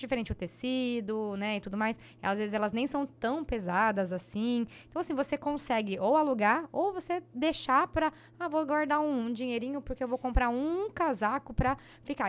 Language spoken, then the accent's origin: Portuguese; Dracena, São Paulo, Brazil; eu fui criada em Dracena